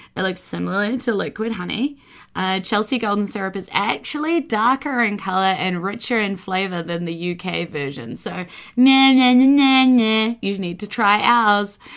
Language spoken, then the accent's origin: English; New Zealand; we're pretty British in a lot of ways here